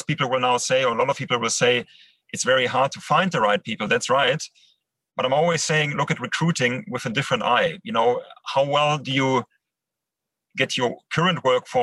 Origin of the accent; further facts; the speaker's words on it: Düsseldorf, North Rhine-Westphalia, Germany; English is a second language; also born or lived in Netherlands; now in Düsseldorf, Germany; Düsseldorf, my hometown